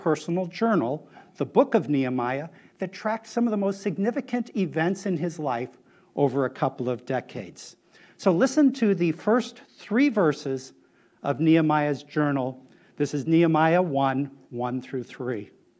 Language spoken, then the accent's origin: English; Chicago, Illinois, United States; moved away; since New York did so badly, I grew up in the Midwest in Chicago.